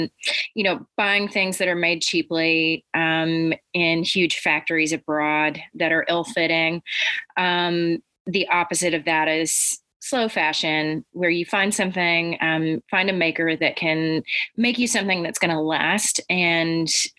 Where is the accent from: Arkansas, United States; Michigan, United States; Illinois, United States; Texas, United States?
Arkansas, United States; also born or lived in Egypt / Vermont; So I grew up in Arkansas, Egypt, and Vermont. I still have family in all of those homes.